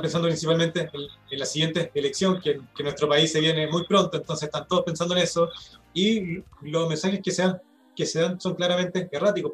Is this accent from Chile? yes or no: yes; Chile; nosotros como chilenos